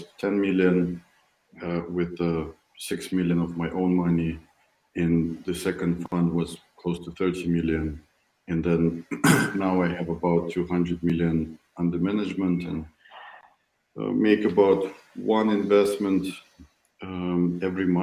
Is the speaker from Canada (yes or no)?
no; Moscow, Russia; moved away as an adult; now in Silicon Valley, United States; I'm originally from Moscow, Russia. I moved to Silicon Valley 6 years ago.